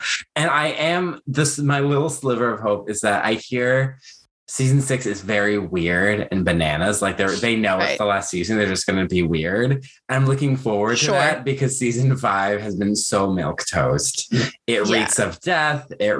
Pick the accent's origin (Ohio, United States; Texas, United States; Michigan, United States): Michigan, United States; Detroit; I grew up in Detroit